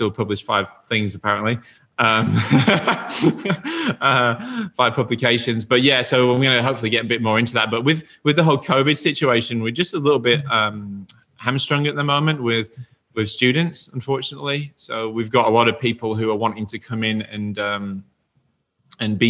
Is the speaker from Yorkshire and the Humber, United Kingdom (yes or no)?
yes; Yorkshire and the Humber, United Kingdom; I'm from Yorkshire, and in Yorkshire, we have Yorkshire tea